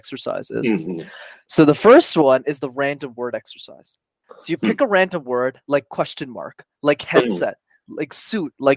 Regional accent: Canada; we were born and raised in Canada.

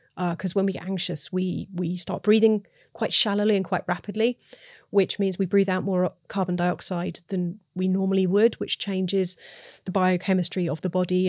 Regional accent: United Kingdom; I'm British

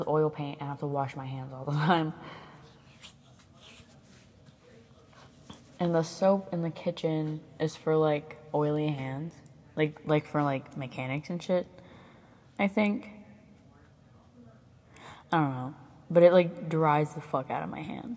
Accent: the South, United States; accent: southern; I just noticed my accent. There it is. It's not a negative thing to have a southern accent

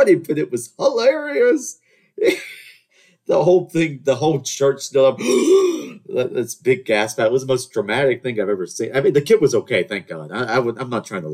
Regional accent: the South, United States; I'm from the South. We're supposed to have manners, Southern charm, all that nonsense

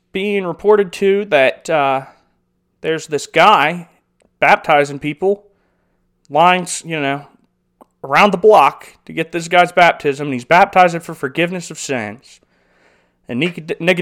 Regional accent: United States; as an American

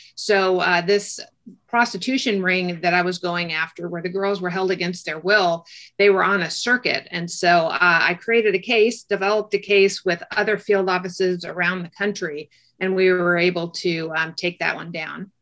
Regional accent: Orange County, California, United States; I grew up in Orange County, California

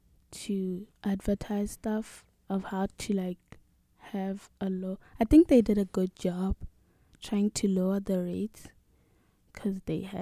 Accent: Gaborone, South-East District, Botswana; now in United States; I'm from Botswana, I don't know a lot about Botswana because I was just in the capital city.

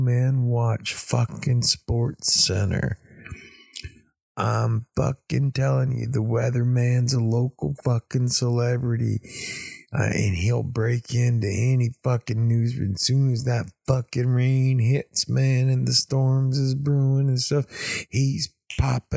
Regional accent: East Texas, United States; also born or lived in Oklahoma; now in South Florida, United States; I'm from East Texas

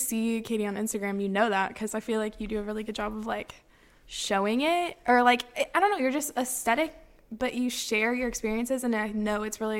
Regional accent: Quincy, Illinois, United States; moved away as an adult; I am from Quincy, Illinois, which is a tiny little town.

